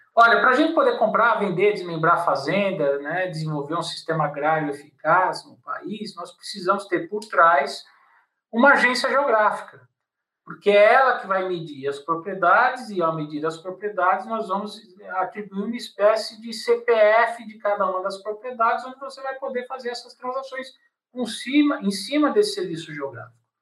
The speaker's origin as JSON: {"language": "Portuguese", "region": "São Paulo", "country": "Brazil", "said": "eu sou de São Paulo e fazia direito na PUC e fazia geografia na USP"}